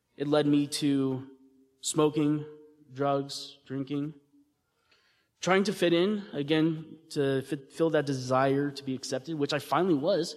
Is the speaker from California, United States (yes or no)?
no; Texas, United States; I was raised here in Texas